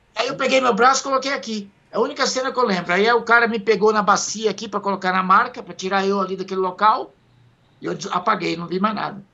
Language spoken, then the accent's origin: Portuguese; Itamaraju, Bahia, Brazil; also born or lived in São Paulinho, Bahia; now in São Paulo, Brazil; Eu sou baiano de Itamaraju, Bahia.